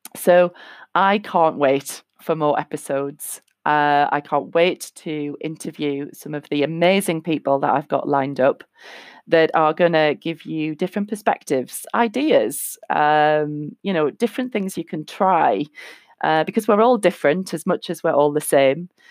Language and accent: English; North East England, United Kingdom; moved away; I'm from England, uh, currently living in the Northeast, um, where I originally am from, just moved back here a year and a half ago.